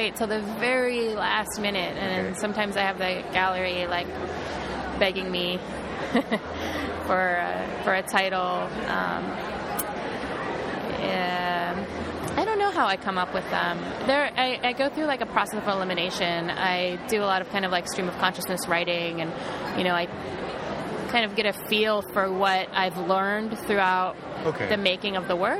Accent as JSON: {"language": "English", "region": "Ohio", "country": "United States", "tie": "born or raised there", "said": "I was raised in Ohio and in a good community."}